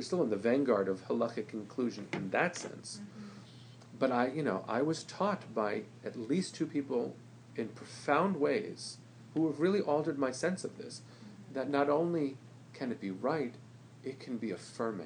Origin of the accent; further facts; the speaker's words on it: United States; I'm an American.